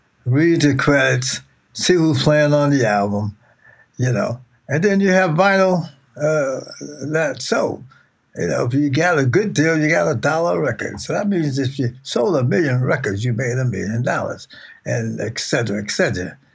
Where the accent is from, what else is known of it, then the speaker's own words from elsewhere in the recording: Youngstown, Ohio, United States; moved away; also born or lived in Jersey City, New Jersey; growing up in Youngstown, Ohio